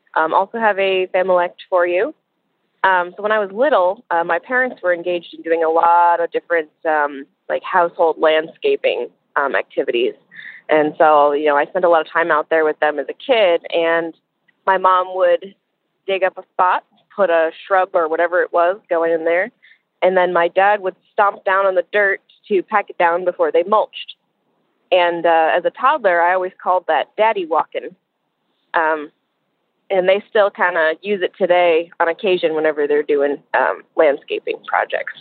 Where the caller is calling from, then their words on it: New Hampshire, United States; I am calling from New Hampshire